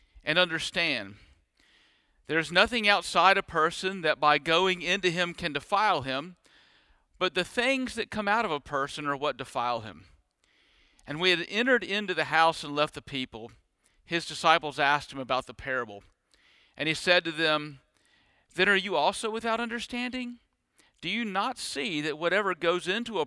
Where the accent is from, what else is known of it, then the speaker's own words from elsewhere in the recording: Deep South, United States; born and bred in the Deep South